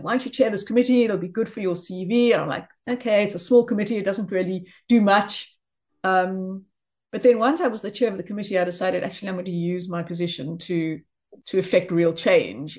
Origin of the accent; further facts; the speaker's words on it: South Africa; also born or lived in Johannesburg, South Africa / New Jersey, United States; now in Cape Town, South Africa; I am South African